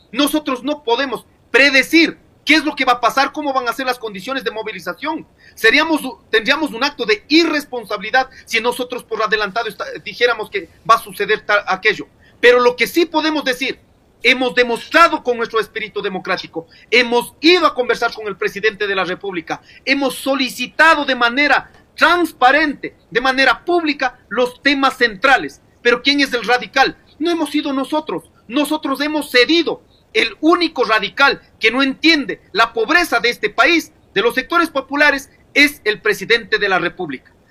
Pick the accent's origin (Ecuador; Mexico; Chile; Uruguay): Ecuador; nosotros, como hijos de esta tierra, somos ecuatorianos